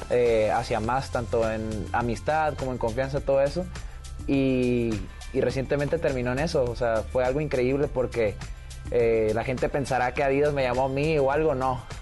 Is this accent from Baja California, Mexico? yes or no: yes; Tijuana, Baja California, Mexico; De Tijuana.